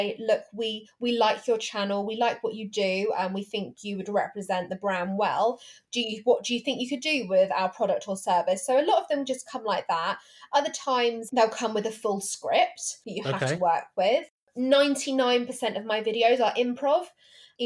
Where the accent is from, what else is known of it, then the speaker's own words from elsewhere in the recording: England, United Kingdom; accent: posh English; the apparently posh English